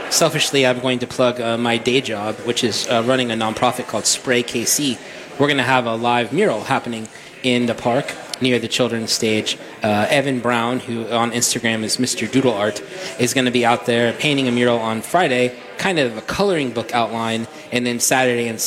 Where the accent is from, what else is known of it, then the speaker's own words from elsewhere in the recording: Limerick, Munster, Ireland; Who are from my hometown